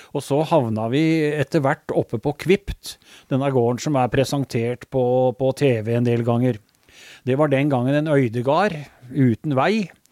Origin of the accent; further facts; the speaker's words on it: Skien, Telemark, Norway; also born or lived in Mjøndalen; for oss som er født og oppvokst i Skien